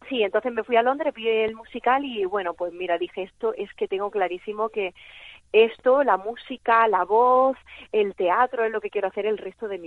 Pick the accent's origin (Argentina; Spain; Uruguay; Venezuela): Spain; Loja, Andalusia; born or raised there; moved away as an adult; also born or lived in Madrid; now in Barcelona, Spain